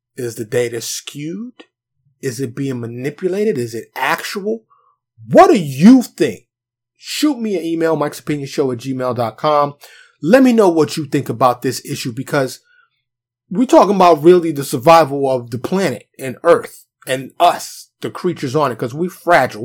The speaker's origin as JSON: {"language": "English", "town": "New York City", "region": "New York", "country": "United States", "tie": "born or raised there", "moved": "yes", "lives_now": "Texas, United States", "said": "Me being born and raised in New York City"}